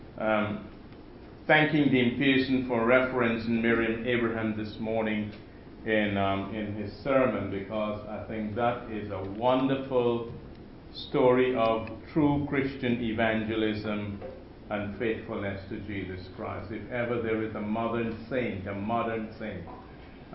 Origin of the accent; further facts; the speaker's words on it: Guyana; moved away; also born or lived in Bahamas / Seychelles / Jacksonville, Florida / Birmingham, Alabama; My wife Lynn and I, we are from British Guyana, one of the only British colony in South America